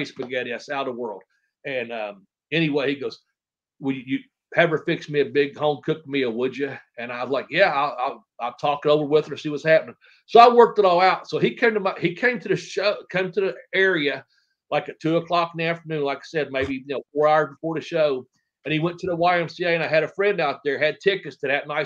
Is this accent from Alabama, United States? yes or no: no; Ashland, Kentucky, United States; born or raised there